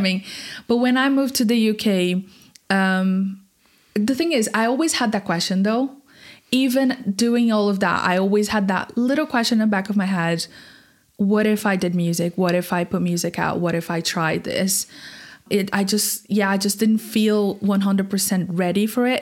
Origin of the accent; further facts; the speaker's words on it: Brazil; moved away as an adult; in Brazil, I was going to uni studying design